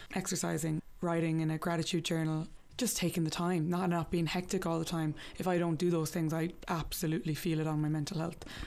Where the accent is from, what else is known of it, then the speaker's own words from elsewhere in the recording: Limerick, Munster, Ireland; also born or lived in New York; I'm from Limerick